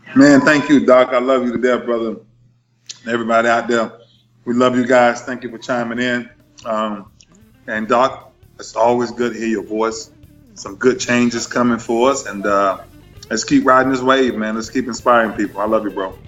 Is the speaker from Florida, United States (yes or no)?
yes; Lakeland, Florida, United States; my hometown in Lakeland